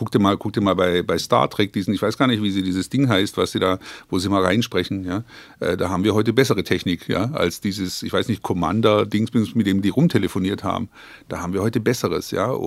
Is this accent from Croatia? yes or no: yes; Croatia; German is a second language; now in Germany; Schwarzwälder, ich bin ja quasi aus, äh, aus Kroatien in den Schwarzwald ausgewandert